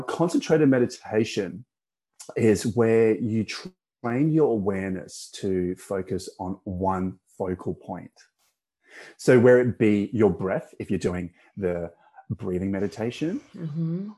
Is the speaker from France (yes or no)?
no; Perth, Western Australia, Australia; also born or lived in Malaysia; My family migrated to uh, Perth, Western Australia in 1991, which mm-hmm. is where I grew up